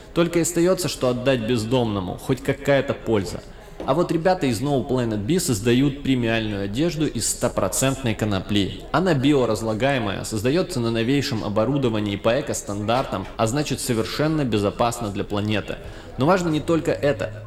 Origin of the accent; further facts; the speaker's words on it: Krasnodar, Krasnodar Krai, Russia; now in Tula, Russia; Я тут с юга, я из Краснодара, переехал в Тулу